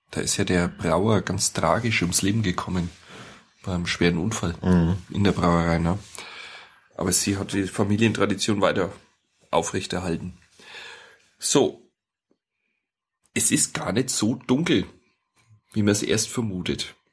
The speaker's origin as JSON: {"language": "German", "town": "Leinburg", "region": "Bavaria", "country": "Germany", "tie": "born or raised there", "said": "also wir sind ja beide in Diebersdorf und Leimburg aufgewachsen. Äh, du in Diebersdorf, ich in Leimburg."}